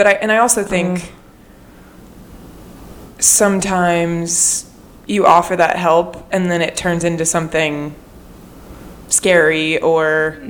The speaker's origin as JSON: {"language": "English", "town": "New York City", "region": "New York", "country": "United States", "said": "And so, as a New Yorker, I never want to feel like I've been..."}